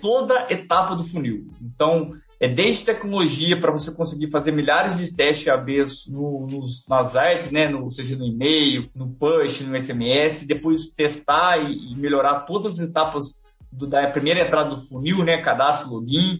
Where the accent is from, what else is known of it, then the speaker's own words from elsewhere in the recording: Minas Gerais, Brazil; como bons mineiros